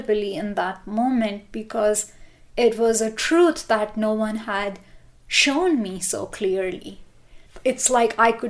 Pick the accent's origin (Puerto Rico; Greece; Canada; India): India; moved away as an adult; now in Boulder, United States; I was born and brought up in India, and when I came to this country in 2001